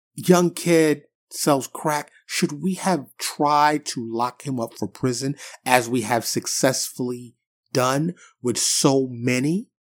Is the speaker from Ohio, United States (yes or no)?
no; New York City, New York, United States; now in Dallas area, United States; I'm from New York City, born and raised, but I've been in Texas for quite some time